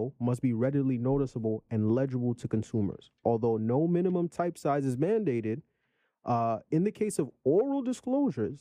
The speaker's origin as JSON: {"language": "English", "region": "New York", "country": "United States", "said": "I'm from New York"}